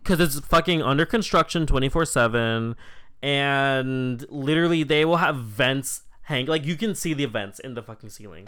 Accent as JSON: {"language": "English", "country": "United States", "said": "we're literally American"}